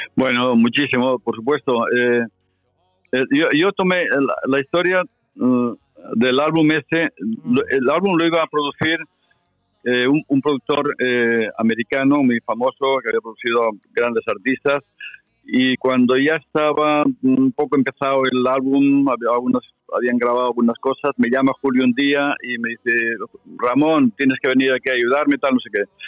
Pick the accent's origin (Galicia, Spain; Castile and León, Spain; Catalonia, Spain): Catalonia, Spain; Barcelona; mi niñez en Barcelona, de la porguerra